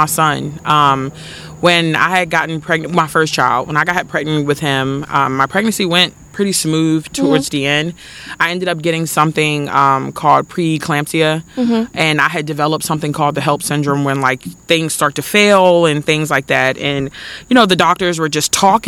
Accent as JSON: {"language": "English", "town": "Lexington Park", "region": "Maryland", "country": "United States", "tie": "born or raised there", "said": "I'm from Lexington Park, Maryland. Lived here all my life."}